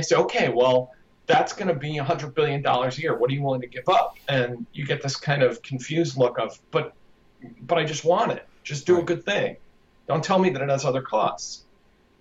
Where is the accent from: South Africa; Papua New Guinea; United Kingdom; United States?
United States; I'm an American